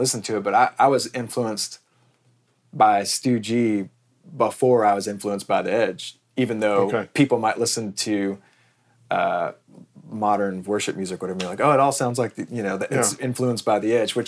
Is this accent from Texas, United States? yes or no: yes; Texas, United States; my town in Texas